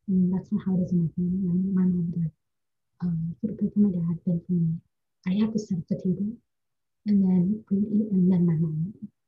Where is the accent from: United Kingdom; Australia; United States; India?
India; I love India with my heart. It's my home country. I love the culture. I love everything about it.